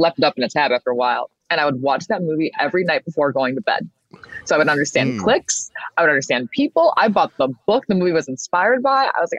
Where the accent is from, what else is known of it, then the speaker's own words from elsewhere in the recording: Michigan, United States; She's from Africa. I'm from Michigan. I said, that's me. She's me. It's giving Detroiter.